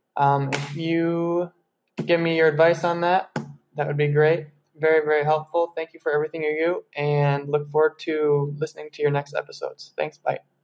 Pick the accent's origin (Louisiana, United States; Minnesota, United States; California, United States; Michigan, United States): Michigan, United States; Grand Rapids; now in Colombia; I'm from Grand Rapids, Michigan